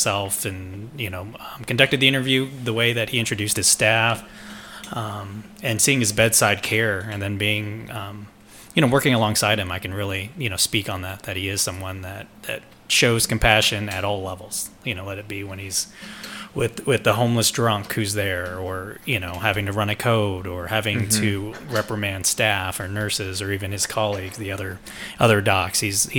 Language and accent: English; Missouri, United States; moved away; We're both from the Midwest, both from Missouri.